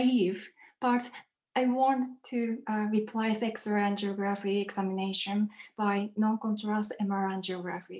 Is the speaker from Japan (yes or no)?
yes; Japan; English is a second language; moved away as an adult; also born or lived in Leiden, Netherlands; now in Oxford, United Kingdom; I am originally from Japan, but I moved to Europe to start my PhD at the Leiden University of Medical Center.